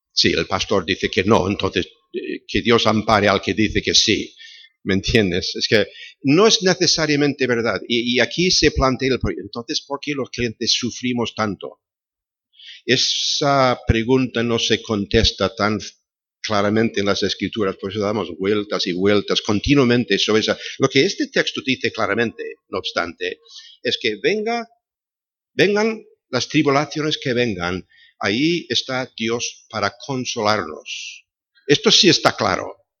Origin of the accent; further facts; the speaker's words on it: Chicago, Illinois, United States; moved away; Nací en Chicago